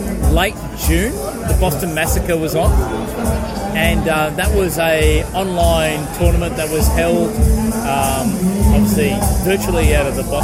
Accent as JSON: {"language": "English", "country": "Australia", "said": "as an Australian."}